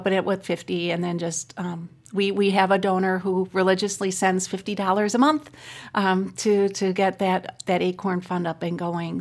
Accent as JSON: {"language": "English", "town": "Racine", "region": "Wisconsin", "country": "United States", "tie": "born or raised there", "also_born_or_lived": "Milwaukee", "said": "I'm born and raised in Racine"}